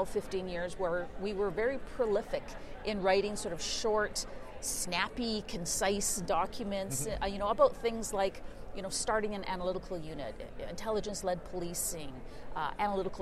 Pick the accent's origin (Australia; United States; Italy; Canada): Canada; I am a Canadian